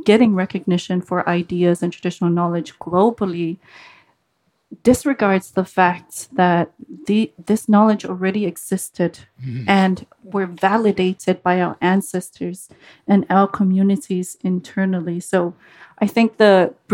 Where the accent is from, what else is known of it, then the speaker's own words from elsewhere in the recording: Samoa; English is a second language; moved away; I grew up in Sava'i, on the island of Sava'i